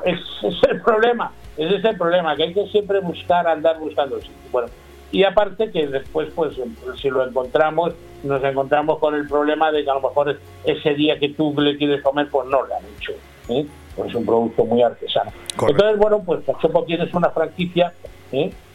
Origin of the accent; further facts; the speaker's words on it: Talavera de la Reina, Castilla-La Mancha, Spain; Yo soy de Talavera de la Reina